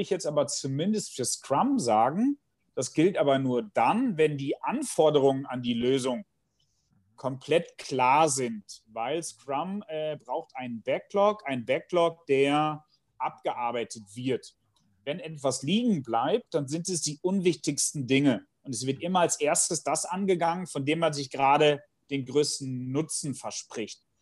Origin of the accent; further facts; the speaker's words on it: Bielefeld, North Rhine-Westphalia, Germany; ich komme aus Bielefeld